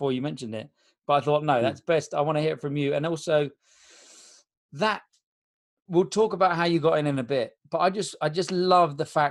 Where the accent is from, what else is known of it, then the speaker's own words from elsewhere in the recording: Spain; moved away; my hometown in Spain